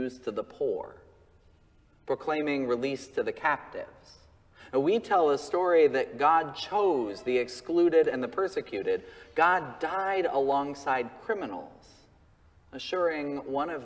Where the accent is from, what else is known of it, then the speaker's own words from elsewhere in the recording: Colorado, United States; my home state of Colorado